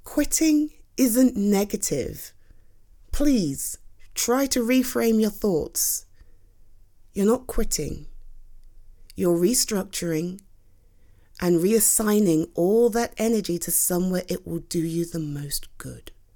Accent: United Kingdom; I'm too British.

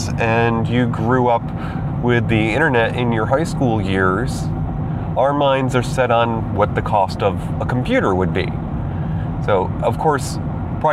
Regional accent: New York, United States; moved away; I moved back to my home state to be nearer to Mama Star Sage

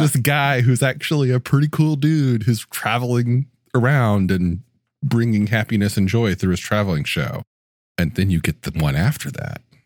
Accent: Mobile, Alabama, United States; my hometown of Mobile, Alabama

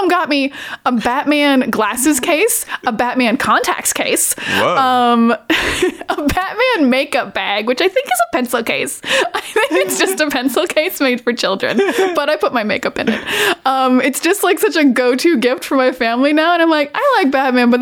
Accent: Miramichi, New Brunswick, Canada; I am from a small town called Miramichi in New Brunswick

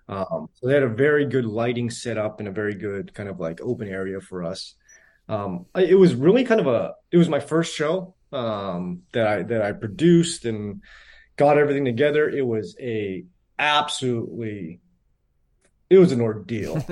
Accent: San Jose, California, United States; I was born and raised in San Jose

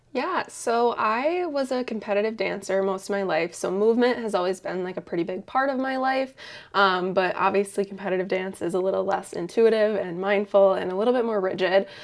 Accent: Eau Claire, Wisconsin, United States; also born or lived in Madison; I started working at that yoga studio in my hometown of Eau Claire.

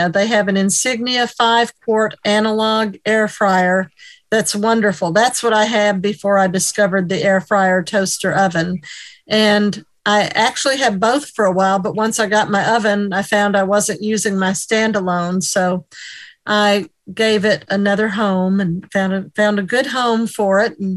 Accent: New York, United States; I'm from New York State.

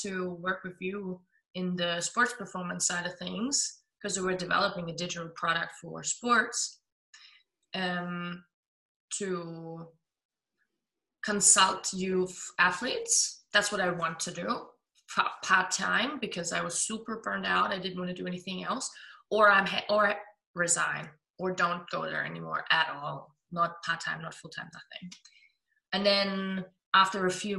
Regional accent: Germany; accent: German; English is a second language; also born or lived in Melbourne, Australia; I'm 27, I'm from Germany

